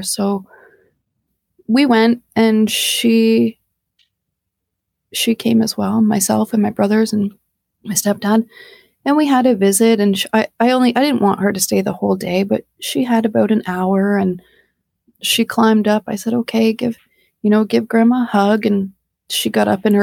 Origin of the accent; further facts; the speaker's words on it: Canada; we're Canadian